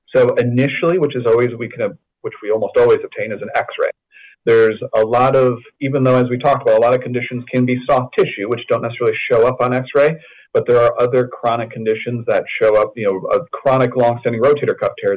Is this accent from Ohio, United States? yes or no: no; West Michigan, United States; I grew up in West Michigan